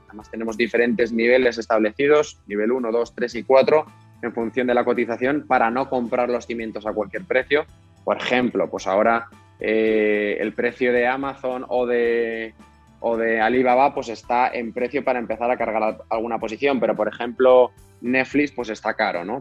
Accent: Spain

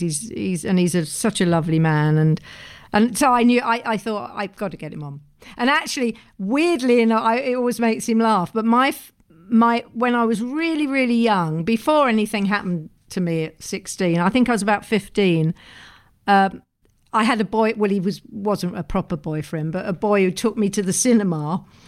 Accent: England, United Kingdom; as an English person

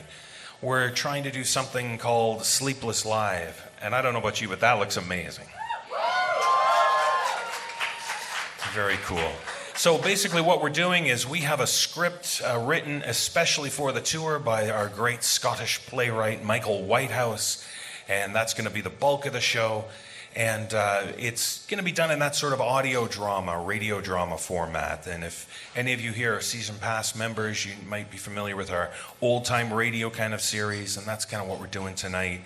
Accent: Toronto, Ontario, Canada; my hometown, the birthplace of the podcast, Toronto, Canada

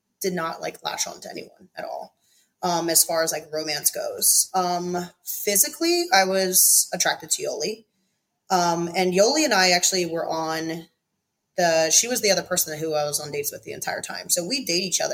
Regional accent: East Coast, United States; I come from East Coast, not a perfect family, but middle class.

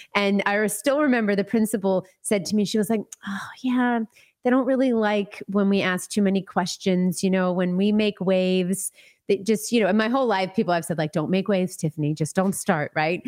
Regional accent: Florida, United States; I grew up in Florida, uh, for the most part. My family's from New York originally, but I grew up in Florida.

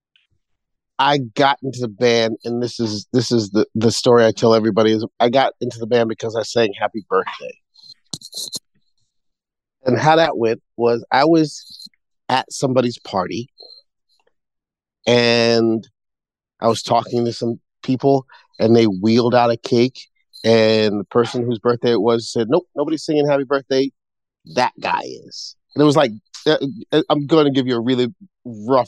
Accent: New York City, New York, United States; I'm from Brooklyn

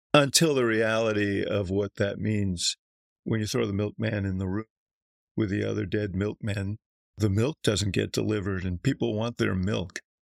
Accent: Chicago, Illinois, United States; I'm from Chicago

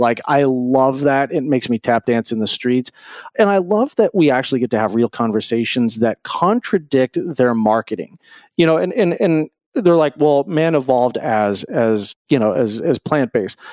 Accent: Greeley, Colorado, United States; I grew up in Greeley, Colorado

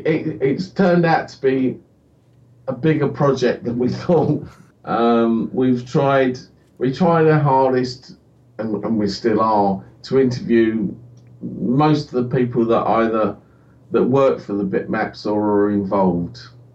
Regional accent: United Kingdom; And we're British, so therefore let's make a history book.

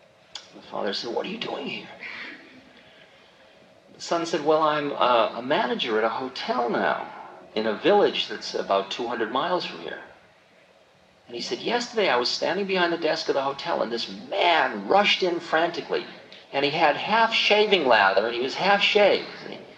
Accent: California, United States; No, Maharaji, I'm from California.

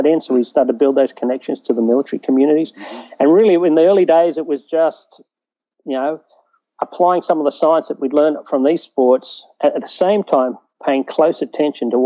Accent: East Coast, Australia; moved away as an adult; now in United States; born and bred in Australia on the East Coast there

